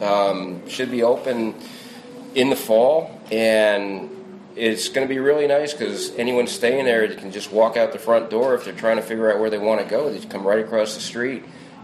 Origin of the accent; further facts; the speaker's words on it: New Jersey, United States; I can talk like I'm from New Jersey if I need to, but I don't need to.